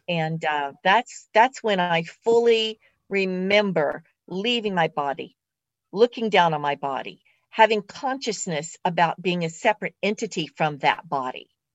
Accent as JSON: {"language": "English", "region": "West Virginia", "country": "United States", "tie": "born or raised there", "said": "I was born in West Virginia"}